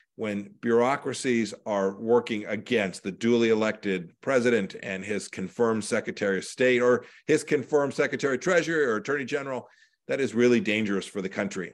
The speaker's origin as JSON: {"language": "English", "region": "Kansas", "country": "United States", "said": "my home state of kansas is 3.3 million people"}